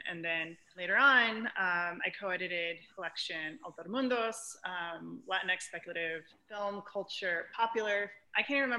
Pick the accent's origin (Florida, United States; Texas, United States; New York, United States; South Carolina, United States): Texas, United States; San Antonio; I'm also mixed heritage Mexican-American. I grew up in San Antonio, which if you don't know, is the second most haunted city in the United States.